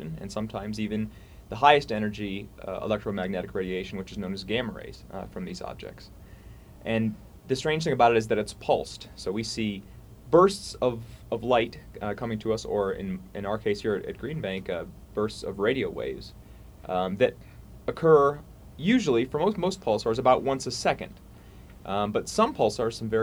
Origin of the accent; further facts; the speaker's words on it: Ohio, United States; also born or lived in Montreal, Canada; now in Charlottesville, United States; Originally I'm from Ohio